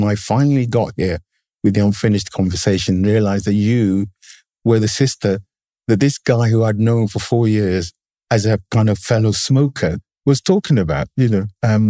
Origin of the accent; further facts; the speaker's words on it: England, United Kingdom; You know, growing up in England in the 70s had very specific historical resonances. One of which was that I was part of the first generation of people who were basically born in the country.